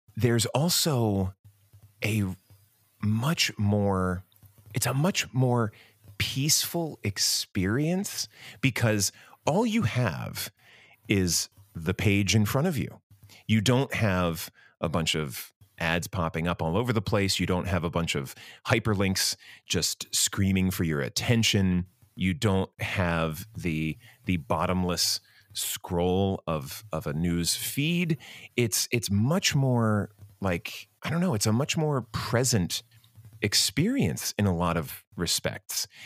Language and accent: English; Medford, New Jersey, United States; now that I am an adult with a family and a real investment in my hometown, I'm still here in Medford